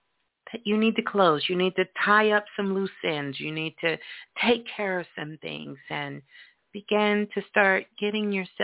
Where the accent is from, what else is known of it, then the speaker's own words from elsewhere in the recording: New York, United States; I grew up in New York, and so did my mom